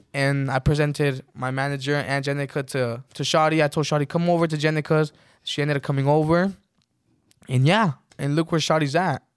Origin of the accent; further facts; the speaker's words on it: Texas, United States; moved away as an adult; also born or lived in Mexico; we moved back to Texas, and we got a house there. And, yeah, that's where I grew up in Texas. I finished high school.